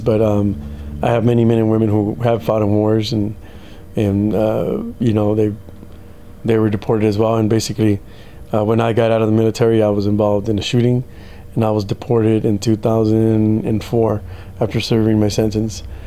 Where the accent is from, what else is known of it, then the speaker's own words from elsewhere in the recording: United States; moved away as an adult; also born or lived in Mexico; coming to the United States, but it was one of the best choices they made, uh, and that opened up me joining joining the service. Basically, growing up as an American